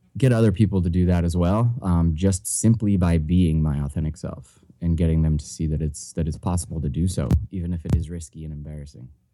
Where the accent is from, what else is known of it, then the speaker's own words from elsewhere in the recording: New Hampshire, United States; I was born and raised in New Hampshire.